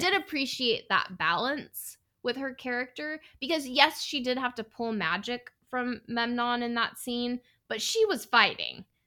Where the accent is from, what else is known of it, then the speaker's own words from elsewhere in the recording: Northern California, United States; I'm from Northern California